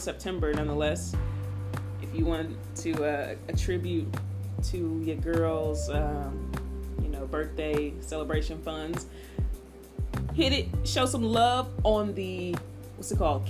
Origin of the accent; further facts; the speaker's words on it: Indiana, United States; now in Atlanta, United States; I'm from Indiana